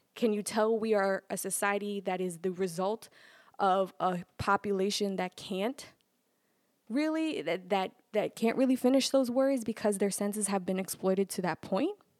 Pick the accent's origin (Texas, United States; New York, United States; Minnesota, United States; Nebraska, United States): New York, United States; New York City; I'm from Brooklyn